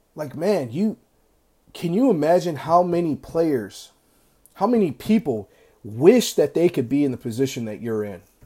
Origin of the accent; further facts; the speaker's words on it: United States; I grew up in America